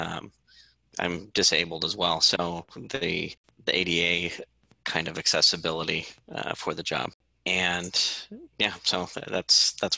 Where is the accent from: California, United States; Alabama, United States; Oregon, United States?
California, United States; Santa Rosa; moved away as an adult; I was born and raised in Sonoma County